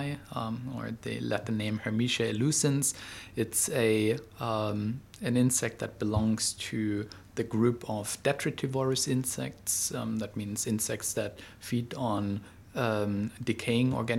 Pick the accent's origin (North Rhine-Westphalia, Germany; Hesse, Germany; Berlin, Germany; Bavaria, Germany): Berlin, Germany; moved away as an adult; now in Singapore; I'm originally from Germany, but have been here in Southeast Asia, in Singapore, for the last 11 years